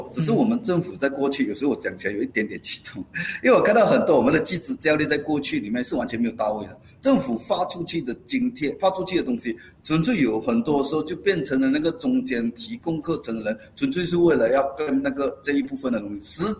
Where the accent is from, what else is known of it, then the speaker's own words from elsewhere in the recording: Malaysia; 我们马来西亚人现在面对最大的一个压力，其实是财务压力。